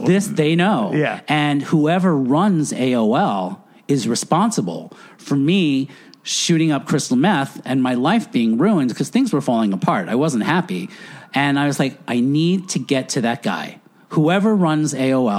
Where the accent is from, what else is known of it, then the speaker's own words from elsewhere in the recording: Floral Park, New York, United States; moved away as an adult; also born or lived in Edison, New Jersey; I grew up Catholic on Long Island